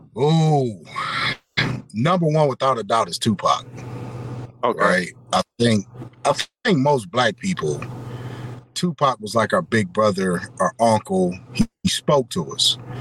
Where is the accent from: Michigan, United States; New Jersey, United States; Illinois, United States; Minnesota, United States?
Michigan, United States; Detroit; I hail from Detroit as well